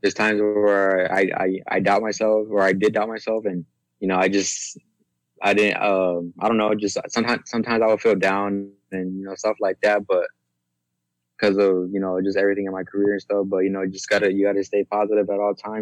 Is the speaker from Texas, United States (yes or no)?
yes; San Antonio, Texas, United States; growing up here in San Antonio, born and raised